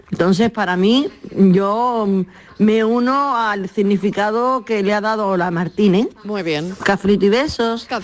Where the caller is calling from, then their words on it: Granada, Andalusia, Spain; Soy …, de la Hola, de Granada.